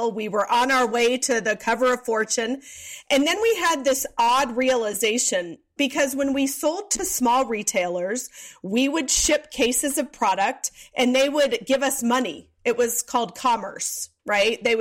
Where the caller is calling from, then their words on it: Atlanta, Georgia, United States; I am in Atlanta, Georgia.